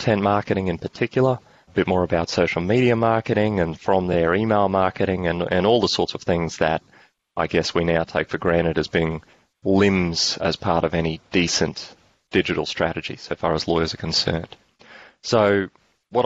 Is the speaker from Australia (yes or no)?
yes; Australia; accent: Australian; I'm an Australian lawyer, and that means my accent's going to stand out